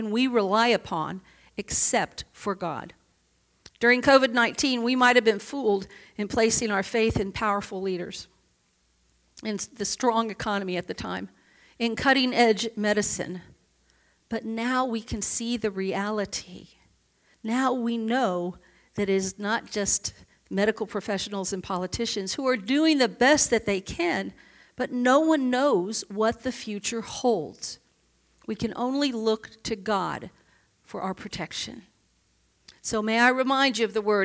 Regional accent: Oklahoma City, Oklahoma, United States; moved away; also born or lived in upstate New York; I grew up in Oklahoma City as a child. We moved from upstate New York to Oklahoma City.

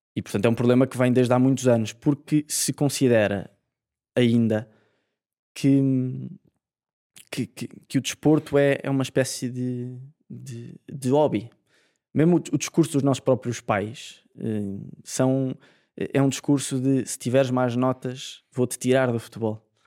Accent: Portugal; como português

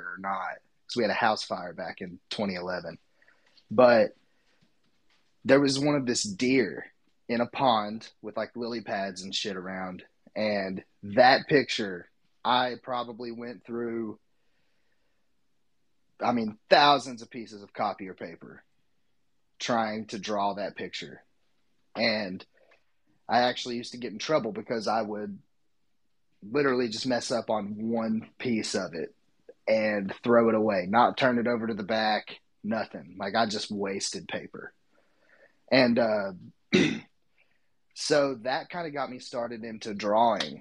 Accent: East Tennessee, United States; accent: Southern; I'm from East Tennessee, currently in Cookeville, Tennessee

